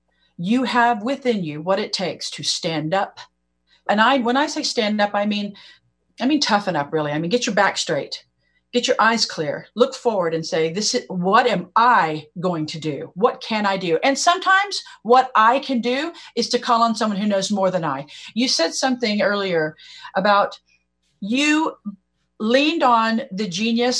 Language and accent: English; Oklahoma, United States; I'm from Oklahoma